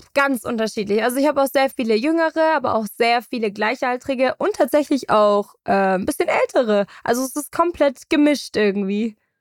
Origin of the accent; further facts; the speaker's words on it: Munich, Bavaria, Germany; Ich bin groß geworden in München